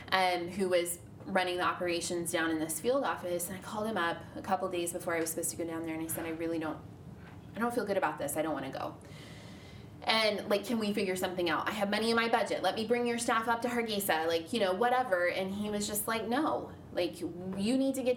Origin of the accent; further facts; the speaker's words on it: Midwest, United States; moved away; I'm from the Midwest originally. I grew up, like, in the church